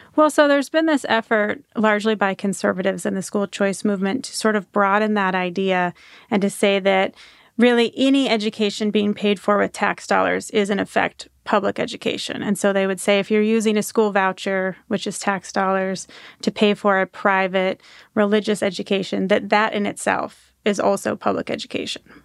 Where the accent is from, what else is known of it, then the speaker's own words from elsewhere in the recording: Washington, United States; moved away as an adult; also born or lived in Florida; I grew up in Washington State, um, in a conservative corner of Washington State